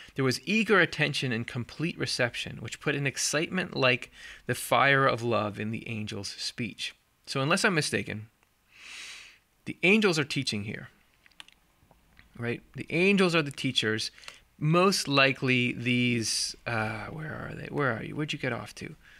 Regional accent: Midwest, United States; I'm from the Midwest, which I am

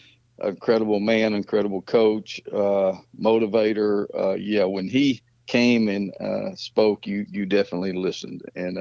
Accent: Rossville, Georgia, United States; moved away as an adult; also born or lived in Nashville, Tennessee; now in Athens, United States; Well, I'm from Rossville, Georgia, up right below Chattanooga.

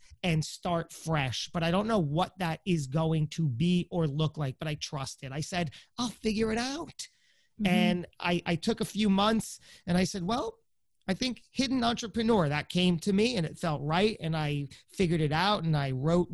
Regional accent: New Jersey, United States; I'm some guy from Jersey

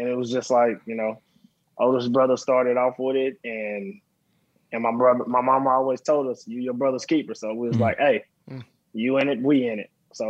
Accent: Dallas, Texas, United States; Dallas, Texas.

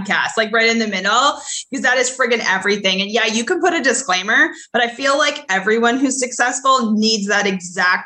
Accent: Canada; I grew up in Canada

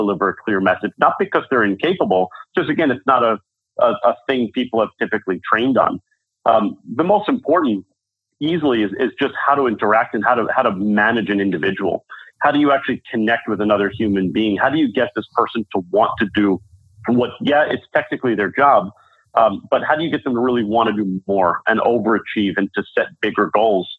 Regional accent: New York City, New York, United States; moved away as an adult; now in San Francisco, United States; I'm a New Yorker at heart

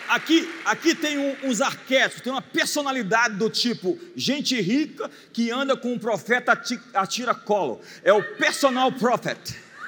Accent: Brazil

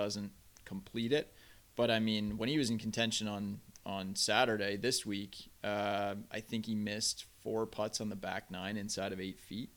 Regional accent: border of Vermont and Massachusetts, New England, United States; I grew up on the border of Vermont and Massachusetts.

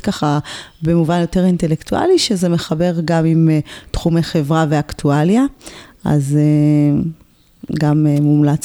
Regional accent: Ramla, Central District, Israel; גדלתי ברמלה, עיר אה, רב-תרבותית

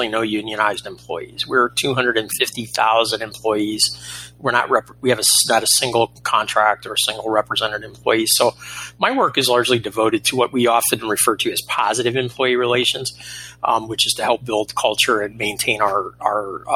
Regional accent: Florida, United States; moved away; a very strange return to what I consider my home state of Florida

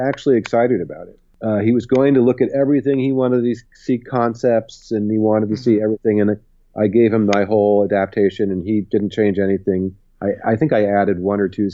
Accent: Berkeley, California, United States; I grew up in Berkeley

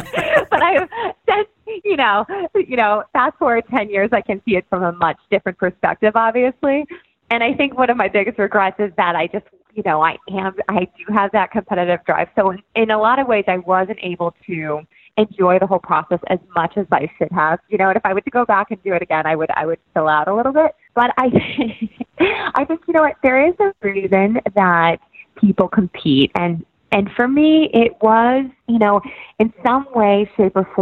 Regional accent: Georgia, United States; moved away; also born or lived in New York; I grew up in Georgia, and I come from 3 generations of dancers

